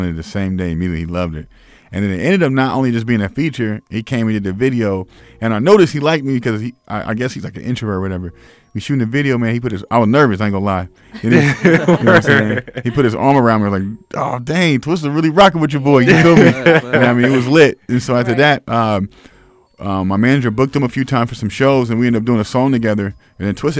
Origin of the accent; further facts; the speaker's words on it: Springfield, Illinois, United States; Springfield was like, you know, I grew up in the hood.